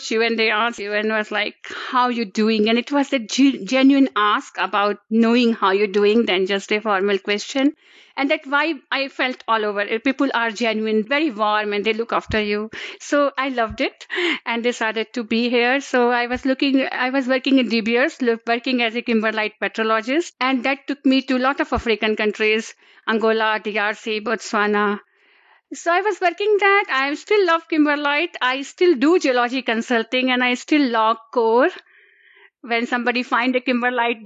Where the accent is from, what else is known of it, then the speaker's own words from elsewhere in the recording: India; I'm from India, so we don't study geology at a school level